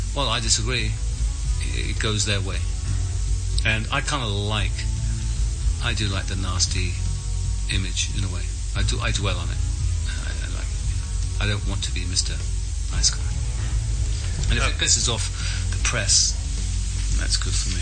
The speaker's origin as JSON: {"language": "English", "region": "England", "country": "United Kingdom", "said": "I'm English"}